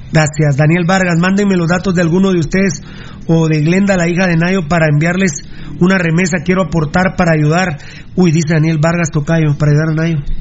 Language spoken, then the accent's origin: Spanish; Guatemala; me ofende como guatemalteco